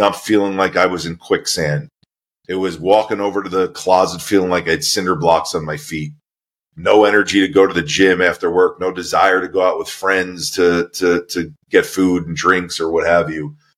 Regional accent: Merrick, New York, United States; I was born in New York, a uh, town called Merrick, just outside of New York City, so on the south shore of Long Island

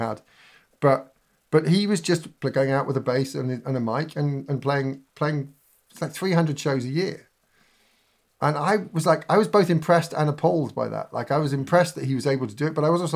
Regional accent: Berwick-upon-Tweed, North East England, United Kingdom; I grew up in Berwick-on-Tweed. My teen years were in Berwick-on-Tweed

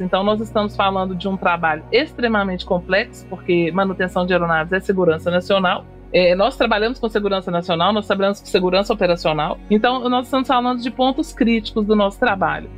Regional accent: Belo Horizonte, Minas Gerais, Brazil; sou natural de Belo Horizonte, Minas Gerais

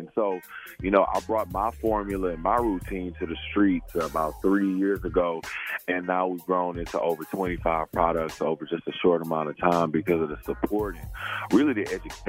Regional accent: Beaumont, Texas, United States; I'm from Beaumont, Texas, small town. And I grew up near Louisiana, grew up near Houston.

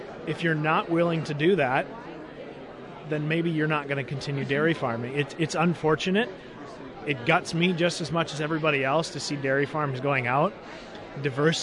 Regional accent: Wisconsin, United States; Western Wisconsin, I think my home state

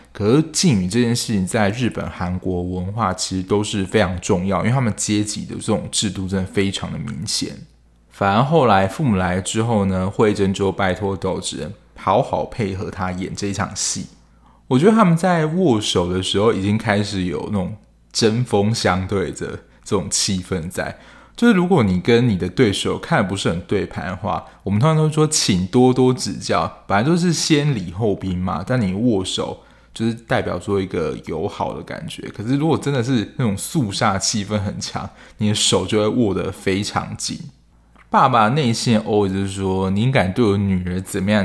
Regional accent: southern Taiwan, Taiwan; 因为我是南部人

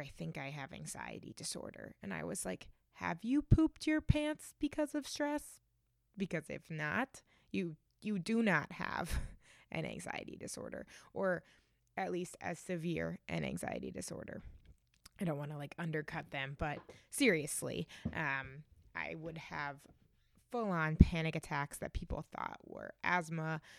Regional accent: Reading, Massachusetts, United States; now in New Haven, United States; I grew up just outside of Boston in a town called Reading

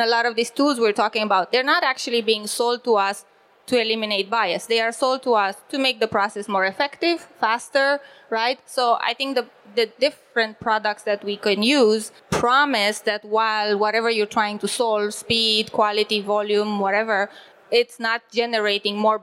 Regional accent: Romania; now in Berlin, Germany; I live currently in Berlin. I'm originally from Romania

